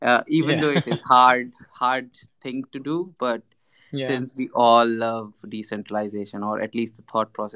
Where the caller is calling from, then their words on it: India; It's early morning here in India, where I'm joining from.